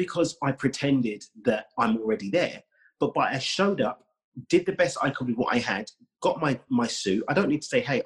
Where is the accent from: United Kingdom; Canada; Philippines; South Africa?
United Kingdom; I'm from the UK, as you may know from my accent.